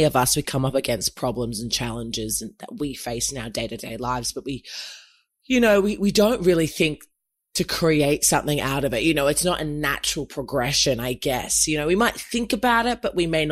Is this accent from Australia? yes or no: yes; Australia; I'm half Nigerian and obviously born and raised in Oz